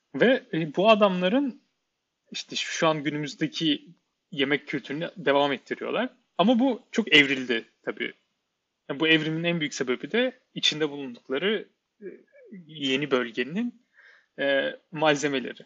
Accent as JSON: {"language": "Turkish", "region": "Ankara", "country": "Turkey", "also_born_or_lived": "Netherlands", "moved": "yes", "said": "Ben bir Ankaralı olarak, Ankara'da yaşayan bir insan olarak ya her sene bir kere falan geliyorduk İstanbul'a neredeyse"}